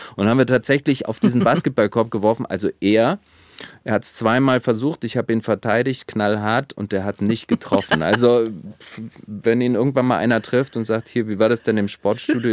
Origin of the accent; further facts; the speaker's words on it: Volcanic Eifel, Rhineland-Palatinate, Germany; now in Wiesbaden, Germany; das ist meine Heimat, dazu stehe ich und es ist sehr ländlich. Ich bin Landei